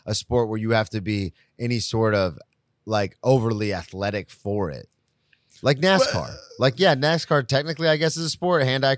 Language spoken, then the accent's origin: English; the South, United States; but I grew up in the South, so I played football.